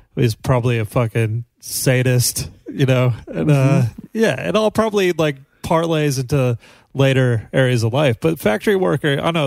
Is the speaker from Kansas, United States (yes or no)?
yes; Johnson County, Kansas, United States; Johnson County where I grew up in Kansas